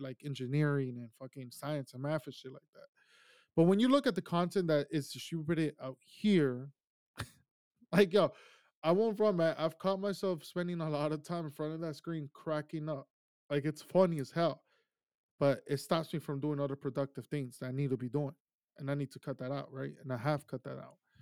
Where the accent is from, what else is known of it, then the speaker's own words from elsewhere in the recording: Ecuador; now in United States; I grew up in Ecuador. My childhood was there